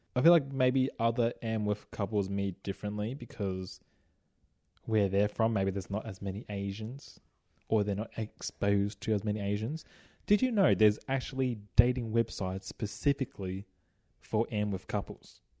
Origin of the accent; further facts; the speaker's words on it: Australia; I grew up in Australia.